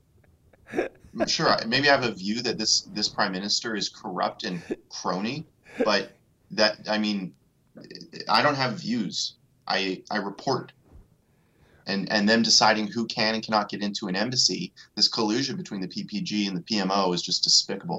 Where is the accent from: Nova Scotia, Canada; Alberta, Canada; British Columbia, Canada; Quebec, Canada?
Alberta, Canada; I'm from Alberta